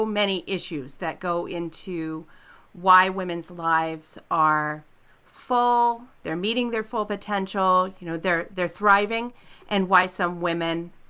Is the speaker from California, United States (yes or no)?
yes; Southern California, United States; moved away as an adult; now in Portland, United States; I'm actually from Southern California, moved to Portland about 20 something years ago